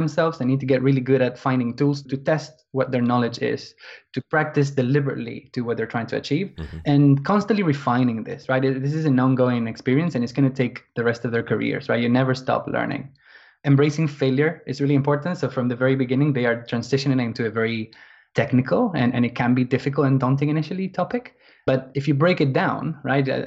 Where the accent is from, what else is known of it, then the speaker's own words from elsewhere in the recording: Argentina; now in London, United Kingdom; I'm from Argentina, originally. But I've been living in England.